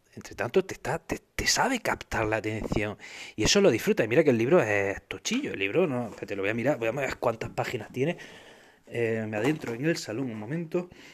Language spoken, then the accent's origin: Spanish; Spain; los españoles